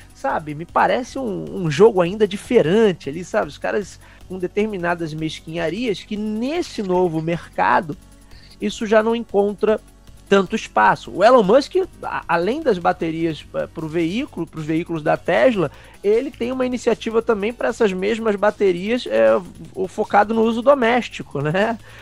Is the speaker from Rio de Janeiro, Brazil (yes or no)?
yes; Rio de Janeiro, Brazil; Eu e Renan somos aqui do Rio de Janeiro